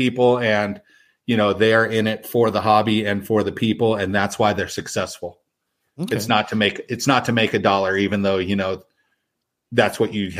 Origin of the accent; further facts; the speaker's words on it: San Diego, California, United States; Growing up in San Diego, there was a place called the Naval Training Center.